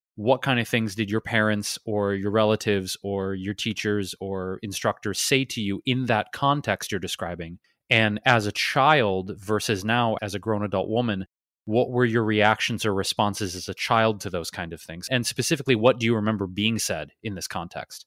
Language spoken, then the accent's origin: English; Detroit, Michigan, United States; being where I'm from, Detroit